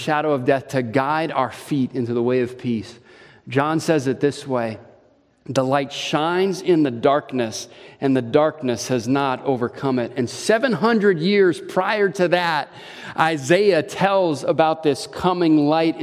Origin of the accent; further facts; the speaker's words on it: Hawaii, United States; now in Wisconsin, United States; my childhood growing up in Hawaii